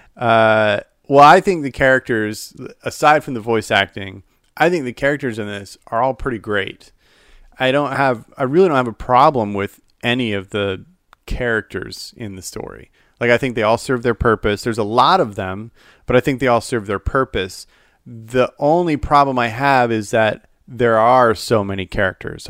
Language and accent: English; Salt Lake City, Utah, United States; moved away; also born or lived in Phoenix / Dallas; I grew up in Salt Lake City, Utah